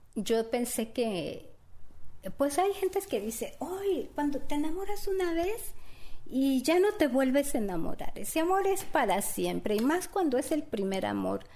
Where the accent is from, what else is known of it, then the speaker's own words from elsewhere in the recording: Mexico; now in United States; yo a mi México lo amo porque yo soy mexicana